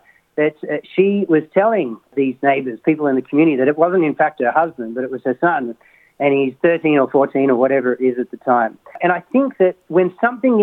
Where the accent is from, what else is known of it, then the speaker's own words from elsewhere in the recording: Sydney, New South Wales, Australia; I was born in Sydney. I'm a Masada College graduate.